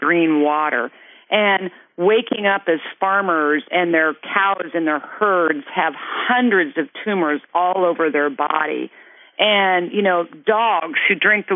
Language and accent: English; Kansas, United States; moved away; also born or lived in California; I was born and raised in Kansas